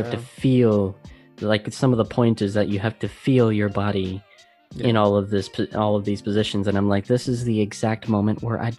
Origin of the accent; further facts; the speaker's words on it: Las Vegas, Nevada, United States; now in Netherlands; I come from Las Vegas